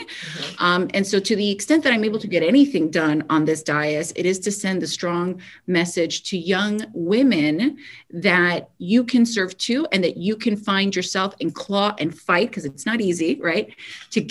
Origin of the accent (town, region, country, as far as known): Kendall, Florida, United States; born or raised there